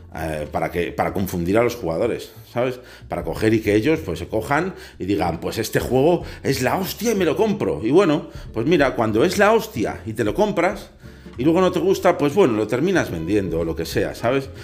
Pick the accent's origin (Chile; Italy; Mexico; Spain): Spain; aquí en mi país